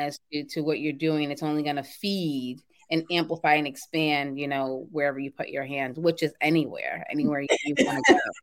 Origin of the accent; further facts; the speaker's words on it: Boston, Massachusetts, United States; I'm from Boston, Mass.